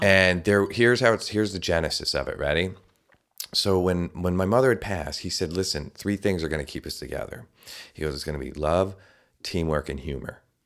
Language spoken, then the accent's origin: English; Albany, New York, United States; the fire department where I grew up in the Albany area